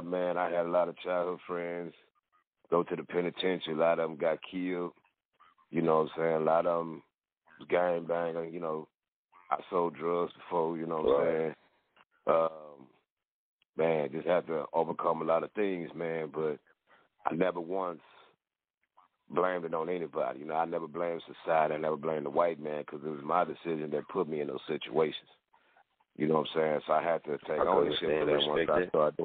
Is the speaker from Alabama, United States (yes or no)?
no; Fort Worth, Texas, United States; born and raised in Fort Worth, Texas